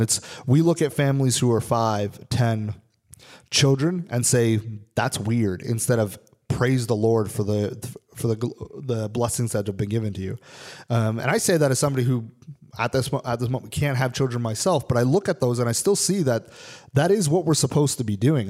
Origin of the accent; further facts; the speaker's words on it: Canada; I'm a am a Canadian citizen, I'm not an American